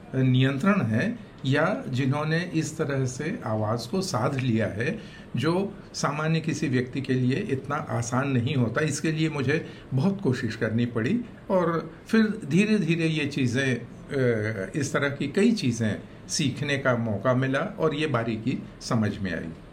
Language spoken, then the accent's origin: Hindi; Akaltara, Chhattisgarh, India; हमारा गांव अकलतरा सिनेमचियों का गांव कहा जा सकता है